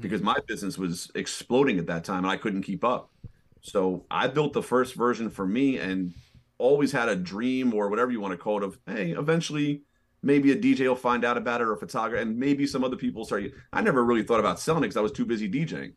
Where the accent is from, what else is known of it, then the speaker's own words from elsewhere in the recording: New York City, New York, United States; moved away as an adult; now in Hudson Valley, United States; I'm originally born and raised in Manhattan. I was a New York City kid